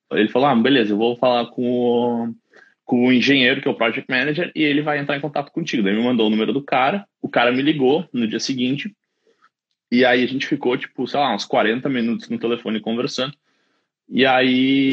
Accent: Caxias do Sul, Rio Grande do Sul, Brazil; moved away as an adult; also born or lived in London, United Kingdom; now in Dublin, Ireland; eu sou de Caxias do Sul, na Serra Gaúcha.

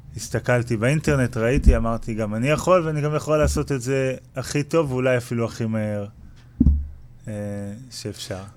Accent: Kfar Blum, Northern District, Israel; אני מקיבוץ כפר בלום במקור

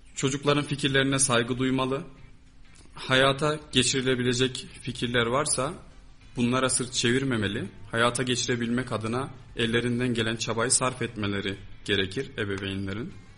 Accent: Kayseri, Kayseri Province, Turkey; burada doğdum, büyüdüm. Yani burada yaşıyorum.

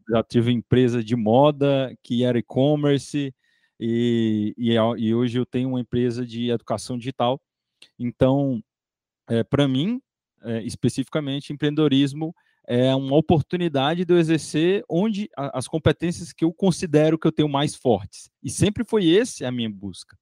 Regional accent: Piripiri, Piauí, Brazil; eu sou lá do interior do Piauí, né? Minha cidade chama Piripiri

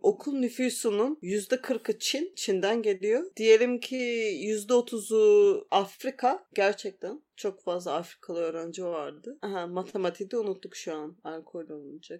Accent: Turkey; moved away as an adult; 2 kişi Türküz

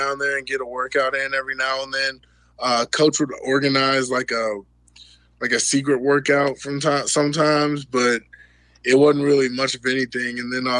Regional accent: Houston, Texas, United States; moved away as an adult; now in Albuquerque, United States; I'm from Houston, so it's it's... Yeah, it's usually this hot and humid

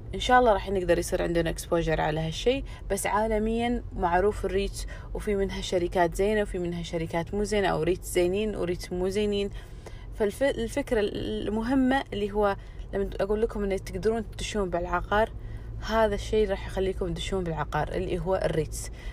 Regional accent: Kuwait; عندنا بالكويت او يعني بالخليج

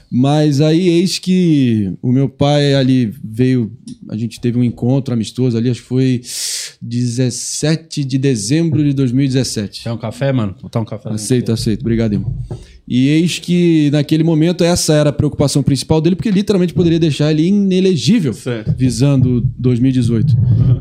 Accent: Rio de Janeiro, Brazil; eu sou do Rio, sou carioca

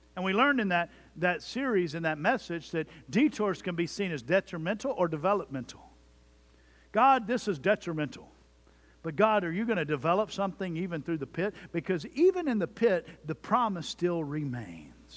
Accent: Jones Creek, Texas, United States; my hometown of Jones Creek, Texas

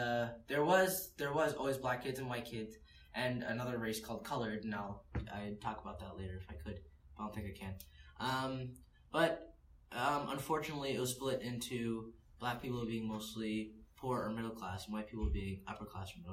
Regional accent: United States; also born or lived in South Africa; as an American

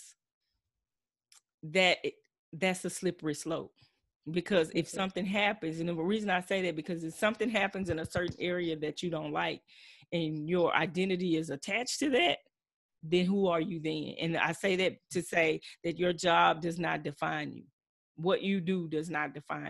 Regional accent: Texas, United States; I'm true Texan, true Southside

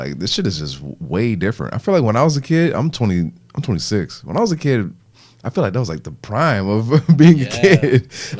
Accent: Illinois, United States; I'm from Illinois.

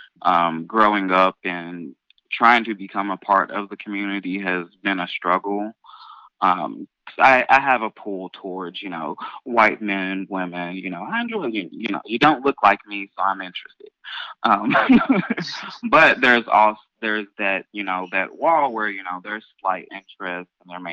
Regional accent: Louisville, Kentucky, United States; I'm born and raised here, and I have been here all 26 years of my life.

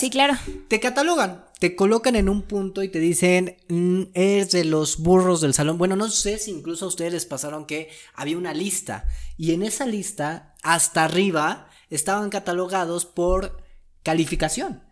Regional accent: Mexico

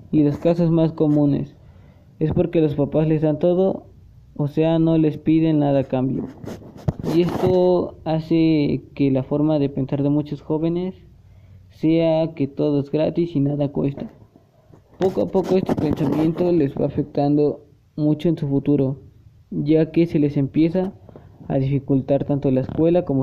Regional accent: Puebla, Mexico; Soy de nacionalidad mexicana del estado de Puebla. Aún me considero mitad poblana y mitad oaxaqueña, ya que mi papá es poblano y mi mamá es oaxaqueña. Pero yo nací en el estado de Puebla.

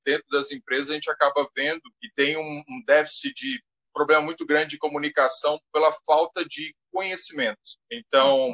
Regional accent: Goiás, Brazil; now in Florianópolis, Brazil; Eu sou natural de Goiás e vim para Florianópolis em 2003

